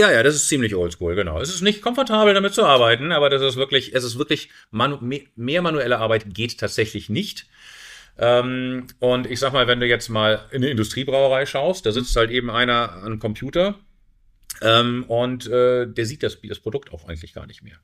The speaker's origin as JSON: {"language": "German", "region": "Hamburg", "country": "Germany", "tie": "born or raised there", "also_born_or_lived": "Caribbean / South America / United States", "moved": "as an adult", "said": "in meine Heimatstadt zurückzukommen"}